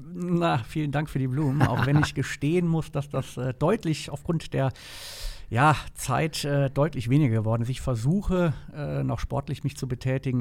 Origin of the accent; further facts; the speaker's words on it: Rhineland, Germany; also born or lived in Palatinate / Bonn; ich bin gebürtiger Pfälzer, ähm, lebe aber schon eigentlich mein ganzes Leben im Rheinland